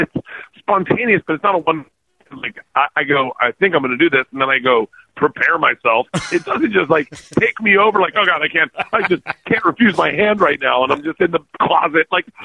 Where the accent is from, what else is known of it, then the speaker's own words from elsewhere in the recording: United States; moved away as an adult; now in Serbia; they just see me being American.